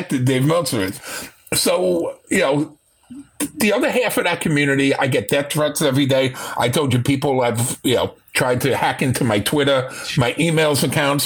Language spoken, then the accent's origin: English; New York City, New York, United States; I was born and raised in Manhattan